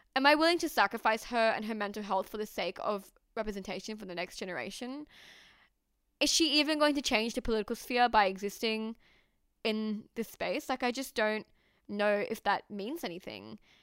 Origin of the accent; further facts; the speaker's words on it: Australia; I am Pakistani Australian.